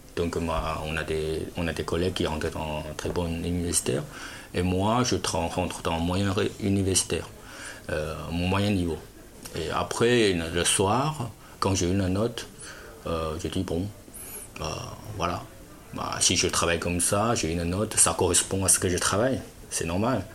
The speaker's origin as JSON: {"language": "French", "region": "Fujian", "country": "China", "tie": "born or raised there", "also_born_or_lived": "Shanghai", "second_language": "French", "moved": "as an adult", "lives_now": "Lognes, France", "said": "je suis au sud de la Chine. Euh, vous voyez Canton Moi, c'est en haut, c'est Fujian"}